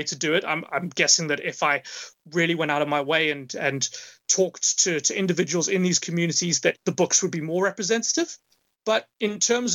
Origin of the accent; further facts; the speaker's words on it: Johannesburg, Gauteng, South Africa; moved away as an adult; also born or lived in United Kingdom; now in Vancouver, Canada; Johannesburg, where I'm from